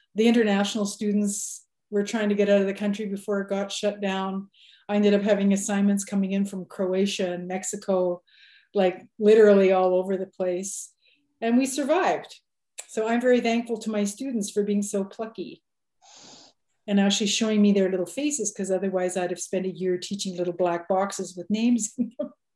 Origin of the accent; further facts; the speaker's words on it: Manitoba, Canada; now in Saskatchewan, Canada; I was born in Manitoba, and now I'm well and have been off and on living in Saskatchewan for forever